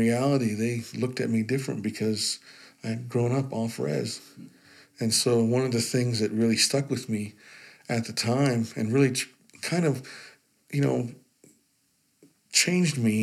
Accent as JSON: {"language": "English", "region": "Utah", "country": "United States", "tie": "born or raised there", "said": "I grew up in Utah"}